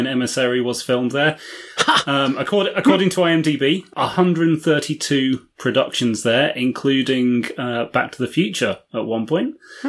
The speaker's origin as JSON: {"language": "English", "country": "United Kingdom", "said": "speaking as a Brit"}